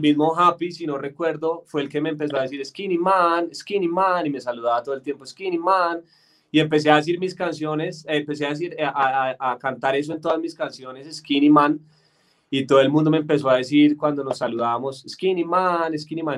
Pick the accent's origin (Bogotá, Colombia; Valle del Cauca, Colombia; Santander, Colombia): Bogotá, Colombia; accent: paisa; yo soy de aquí de Bogotá, pero toda mi familia es paisa